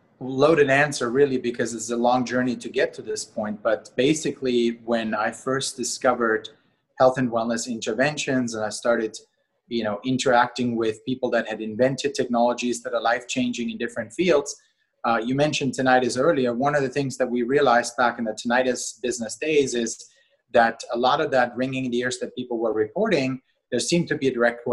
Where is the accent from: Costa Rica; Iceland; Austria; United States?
Austria; moved away; I was born and raised in Austria, not to be confused with Australia